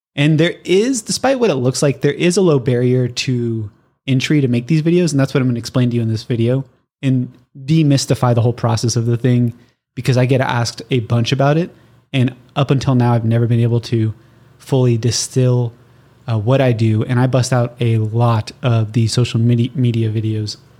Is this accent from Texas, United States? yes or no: no; Southern California, United States; I'm born and raised in Southern California